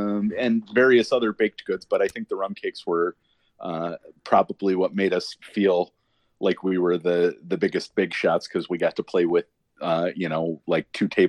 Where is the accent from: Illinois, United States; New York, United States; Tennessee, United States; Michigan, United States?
Michigan, United States; Washington Township; So I grew up in Washington Township, Michigan, is what I tell them. If you get your right hand and look at your palm, you're looking at the map of Michigan, and I grew up in the pad of your thumb.